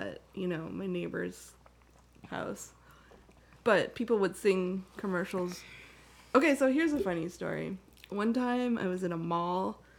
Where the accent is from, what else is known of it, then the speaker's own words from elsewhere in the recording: Canada; moved away; And I grew up in Canada